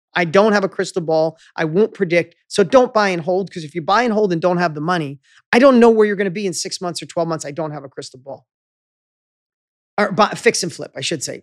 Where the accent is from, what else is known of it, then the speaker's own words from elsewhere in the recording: upstate New York, United States; moved away; in my hometown where I grew up in upstate New York, little town of 6,000